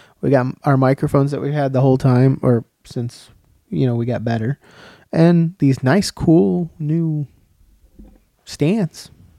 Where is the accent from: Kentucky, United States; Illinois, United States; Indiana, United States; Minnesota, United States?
Illinois, United States; Chicago; also born or lived in Tennessee; Yeah. That's where I grew up, so.